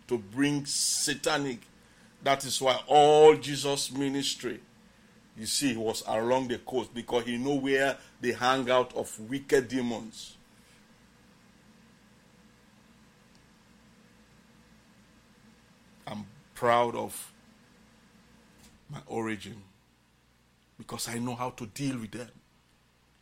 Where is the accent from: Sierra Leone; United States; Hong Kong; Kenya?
Sierra Leone; Bonthe District, Southern Province; I came from Bont District and Island.